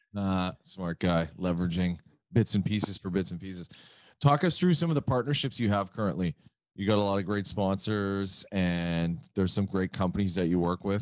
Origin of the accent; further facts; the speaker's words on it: Canada; I never hear it as a Canadian